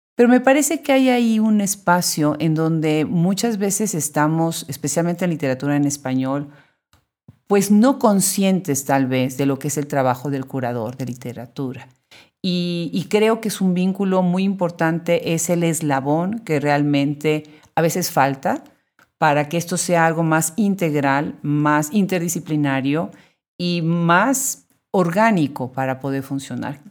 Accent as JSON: {"language": "Spanish", "region": "Puebla", "country": "Mexico", "tie": "born or raised there", "said": "somos los que nacimos en Puebla"}